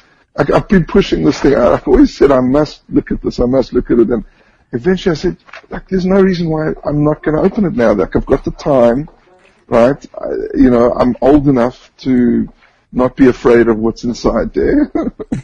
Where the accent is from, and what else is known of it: Johannesburg, Gauteng, South Africa; born or raised there; moved away as an adult; now in Israel